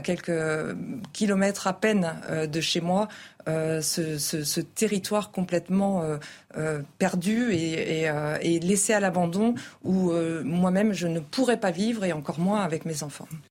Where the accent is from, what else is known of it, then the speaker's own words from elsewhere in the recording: Paris, Île-de-France, France; je suis parisienne, je vis à Paris